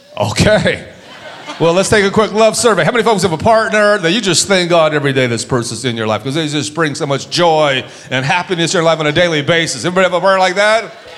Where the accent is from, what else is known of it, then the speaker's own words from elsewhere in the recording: San Diego, California, United States; I grew up in San Diego, California. I grew up on the border with mostly Mexicans